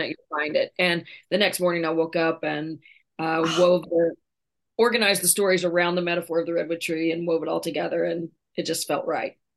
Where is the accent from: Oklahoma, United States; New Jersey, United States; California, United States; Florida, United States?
Oklahoma, United States; I'm born and raised in Oklahoma